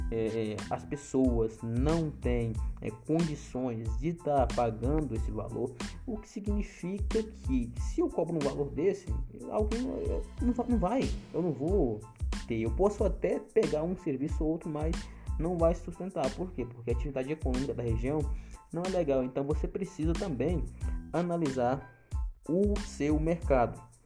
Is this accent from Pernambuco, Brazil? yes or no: yes; Pedra, Pernambuco, Brazil; na cidadezinha onde eu nasci, Nasci e foi, e foi criado, que é a cidade de Pedra, no Pernambuco, uma cidadezinha bem pequena.